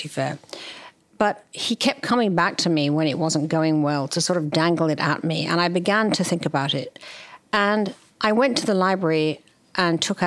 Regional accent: near Henley-on-Thames, South East England, United Kingdom; moved away as an adult; now in United States; I was raised in England. I grew up in the country near Headley-on-Thames, which is about an hour or so from London.

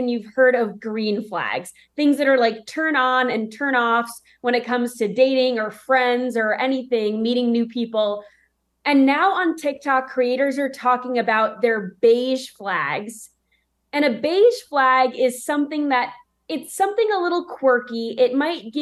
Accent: New York, United States; now in Nashville, United States; I grew up in New York

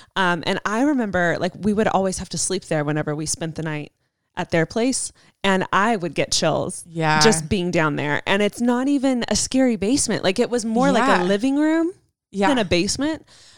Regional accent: Southern California, United States; I'm from, born and raised in Southern California.

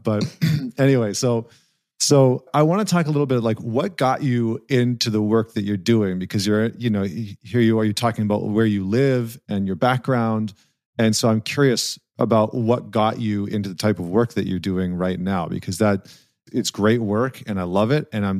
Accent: Alberta, Canada; I grew up in Northern Canada in okay. Northern Alberta.

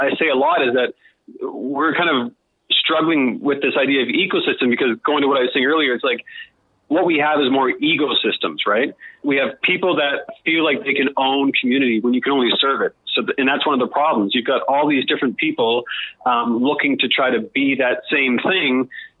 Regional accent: Australia; I think a lot of it actually has to come with, you know, being Australian and being in this part of the world and that whole tyranny of distance.

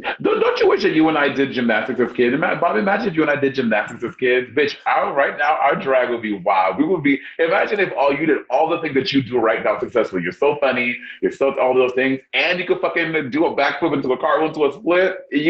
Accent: New York City, New York, United States; moved away as an adult; now in Los Angeles, United States; even though I'm an LA girl, I'm still a New York City queen. Obviously, rooting for my hometown.

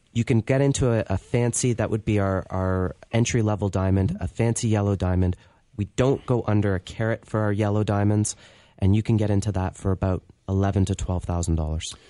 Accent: Canada; being in Canada

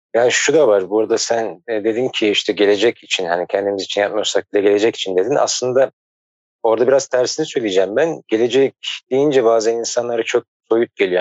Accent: Ankara, Turkey; moved away; also born or lived in Istanbul; ben Ankara'da doğdum, büyüdüm

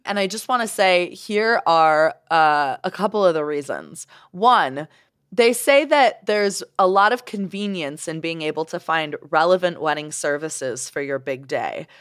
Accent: Canada; now in Salt Lake City, United States; I'm Canadian

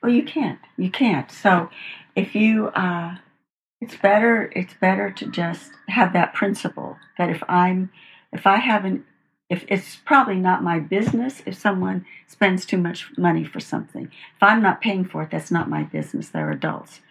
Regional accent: Los Angeles, California, United States; also born or lived in Arcadia; i grew up in uh, los angeles my father was a home builder

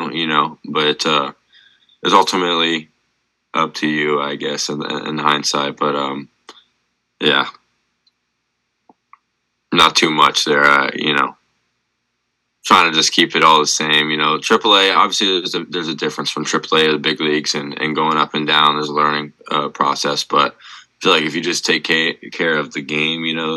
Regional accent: Florida, United States; growing up in Florida

